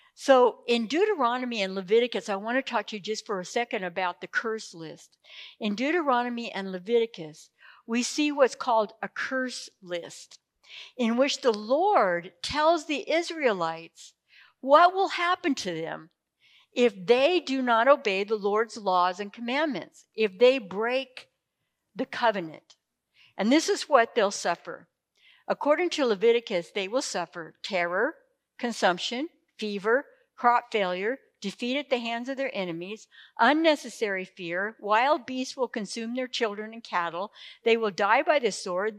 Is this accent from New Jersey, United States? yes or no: no; Imperial Valley, California, United States; I grew up in Imperial Valley